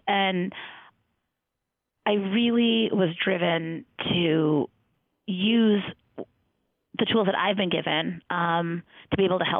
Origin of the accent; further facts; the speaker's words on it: Detroit, Michigan, United States; I am from the Detroit area. I grew up in a suburb outside of Detroit